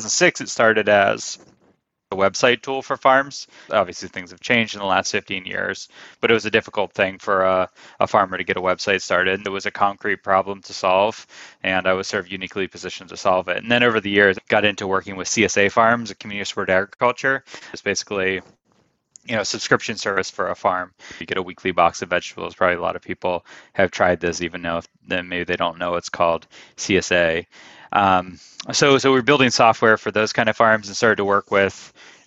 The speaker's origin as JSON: {"language": "English", "area": "Greene County", "region": "Pennsylvania", "country": "United States", "tie": "born or raised there", "said": "I grew up in Greene County, which is about 70 miles south of Pittsburgh on the West Virginia border. It's like the most extreme southwest county in Pennsylvania"}